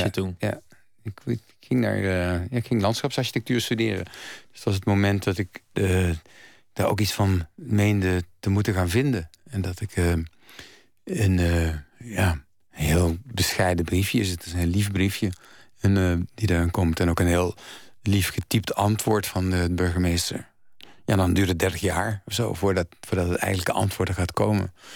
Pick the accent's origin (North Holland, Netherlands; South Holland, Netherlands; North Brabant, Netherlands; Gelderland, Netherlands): North Brabant, Netherlands; ik ben van huis uit als Brabander